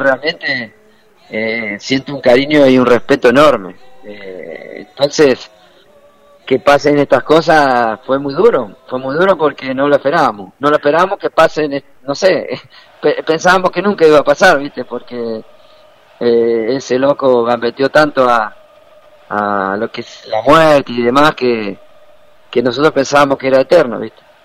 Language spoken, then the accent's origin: Spanish; Carlos Spegazzini, Buenos Aires Province, Argentina; nacimos con una pelota bajo el brazo en el barrio, en el potrero, por allá por Carlos Espedacini, de donde soy yo